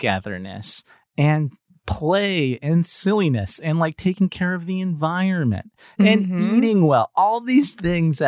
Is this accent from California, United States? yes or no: yes; Los Angeles, California, United States; I'm Cuban American growing up in Los Angeles